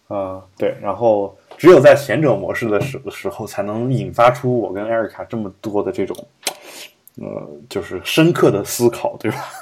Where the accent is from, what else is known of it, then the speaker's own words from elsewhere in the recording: Loess Plateau, China; now in Beijing, China; 我的老家其实就那个地区，就整个基本，基本上是，虽然我家算是黄土高原，但是基本上我们老家那个地区是建立在沙漠上面的一座城市